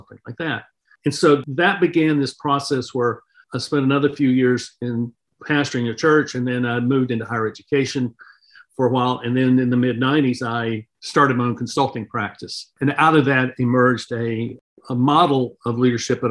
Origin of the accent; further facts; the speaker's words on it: North Carolina, United States; I grew up in North Carolina in the South in the 1960s